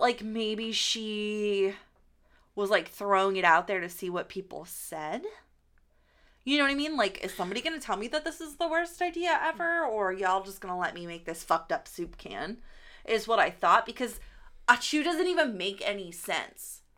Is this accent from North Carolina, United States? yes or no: no; Pittsburgh, Pennsylvania, United States; we're from Pittsburgh